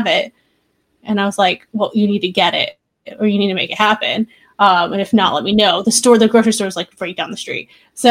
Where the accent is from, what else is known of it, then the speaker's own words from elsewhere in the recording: New York, United States; now in Seattle, United States; I'm also originally from New York